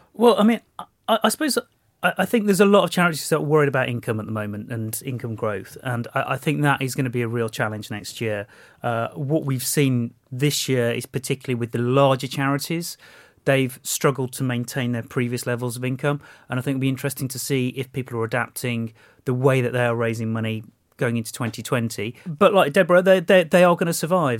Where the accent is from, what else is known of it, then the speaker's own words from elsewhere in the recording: Walsall, West Midlands, United Kingdom; in Walsall, my hometown